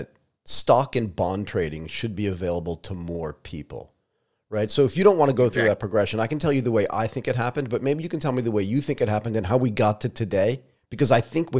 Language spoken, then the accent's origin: English; United States; moved away as an adult; also born or lived in Connecticut / Pennsylvania / Asia; I grew up in Connecticut and Pennsylvania